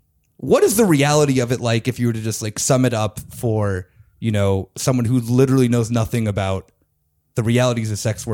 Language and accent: English; United States; now in Germany; as me being an American